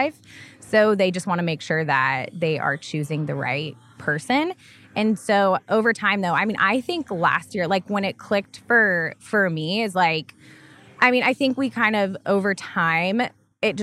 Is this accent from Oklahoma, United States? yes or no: yes; Tulsa, Oklahoma, United States; now in Oklahoma City, United States; I grew up in Tulsa, Oklahoma.